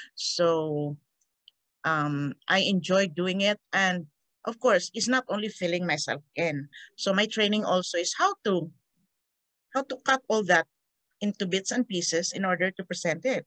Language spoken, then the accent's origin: English; Victorias, Negros Occidental, Philippines; moved away; also born or lived in Iloilo, Panay; I'm from a, uh, a um, not really tiny, in an island of Panay, Iloilo. Um, but I didn't grow up there. My parent, my father was looking for a job and he got the, the idea of going to Negros Occidental. So my family transferred to Negros Occidental and we landed in, we settled in Victoria's Negros Occidental